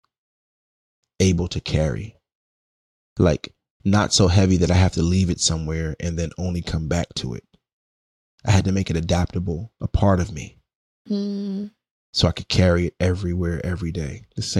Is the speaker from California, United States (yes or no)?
no; New York City, New York, United States; moved away as an adult; now in Oakland, United States; I'm Brooklyn born